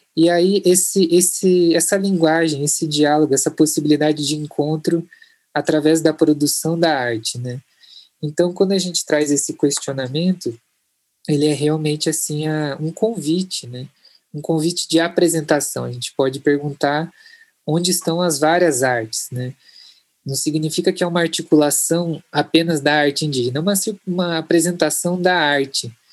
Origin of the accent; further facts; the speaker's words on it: Curitiba, Paraná, Brazil; Eu sou de Curitiba, Roraima